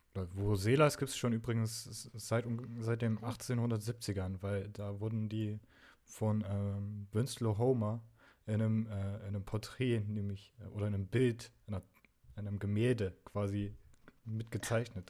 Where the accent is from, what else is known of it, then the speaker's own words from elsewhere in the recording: the East, East Germany, Germany; Ich bin im Osten aufgewachsen